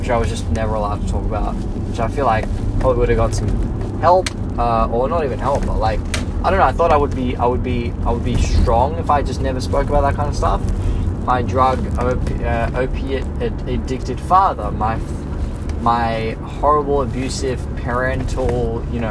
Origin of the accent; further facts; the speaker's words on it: Blacktown, New South Wales, Australia; growing up in Blacktown